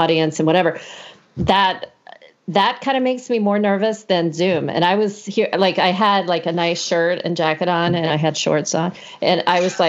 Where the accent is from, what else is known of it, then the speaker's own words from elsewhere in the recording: the South, United States; moved away; also born or lived in Florida / Georgia; I grew up in the South. So Florida and Georgia.